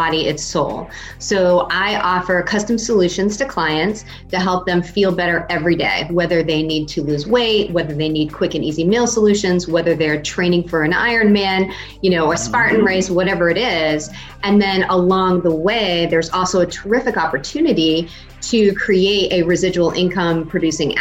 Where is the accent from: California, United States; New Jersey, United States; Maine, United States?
Maine, United States; moved away as an adult; also born or lived in Schenectady, New York; I moved back up to Maine to take a role with, at the time it was MBNA America. It's now, of course, Bank of America. Oh, okay. Yeah. Wonderful stint, back in my home state